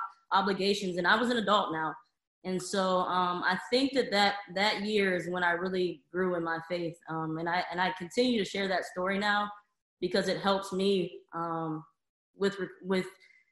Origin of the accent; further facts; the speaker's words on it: Youngstown, Ohio, United States; moved away as an adult; I'm from Youngstown, Ohio, which is about an hour south of Cleveland